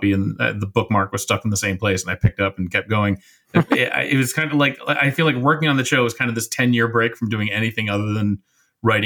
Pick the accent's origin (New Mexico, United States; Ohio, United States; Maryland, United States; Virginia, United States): Ohio, United States; Shaker Heights; I grew up walking around the Shaker Heights Public Library